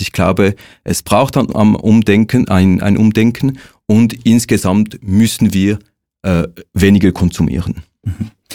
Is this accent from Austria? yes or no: no; Switzerland; wir als Schweizer Bevölkerung